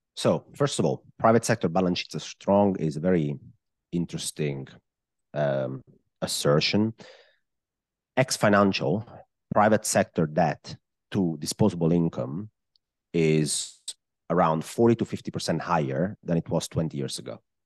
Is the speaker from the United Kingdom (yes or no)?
no; Italy; accent: Italian; English is a second language; I am, uh, Italian, I guess. I mean, if somebody didn't know that by my accent at this point in the podcast, I guess it's very clear where I'm from.